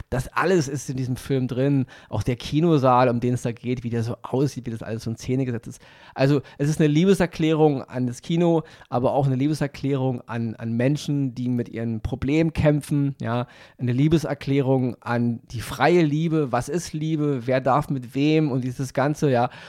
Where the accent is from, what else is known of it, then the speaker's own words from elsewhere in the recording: Berlin, Germany; ich bin aufgewachsen damals im Wedding und ich hatte einen Kumpel, Siu hieß der.